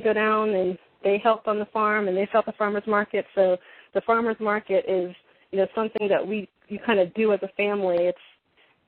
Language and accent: English; Pennsylvania, United States; I grew up in Pennsylvania